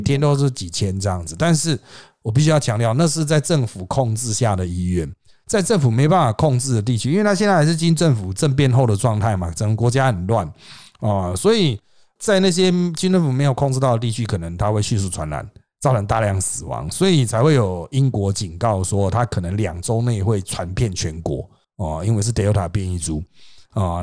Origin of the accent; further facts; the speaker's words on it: Taiwan; 我们台湾人的角度